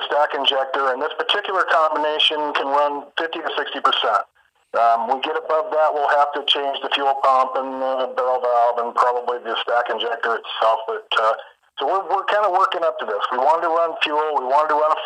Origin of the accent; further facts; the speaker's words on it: Tacoma, Washington, United States; I grew up in Tacoma, Washington